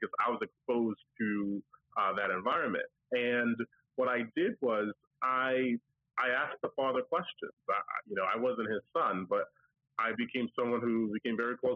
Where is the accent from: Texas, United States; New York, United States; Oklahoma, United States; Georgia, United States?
New York, United States; now in New Jersey, United States; I'm from New York. I live in New Jersey now